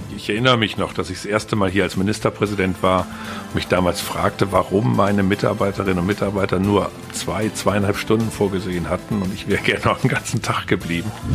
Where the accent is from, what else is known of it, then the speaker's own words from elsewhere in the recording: Ruhr area, North Rhine-Westphalia, Germany; Im Ruhrgebiet, wo ich aufgewachsen bin